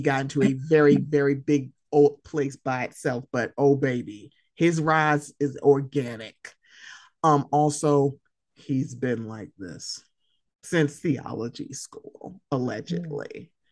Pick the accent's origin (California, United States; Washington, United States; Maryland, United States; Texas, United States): Maryland, United States; Baltimore; I'm from Baltimore.